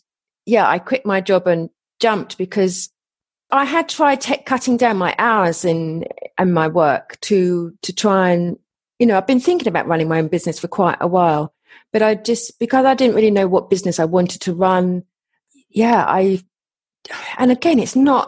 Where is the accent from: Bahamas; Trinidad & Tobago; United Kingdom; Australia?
United Kingdom; England; accent: English; my English accent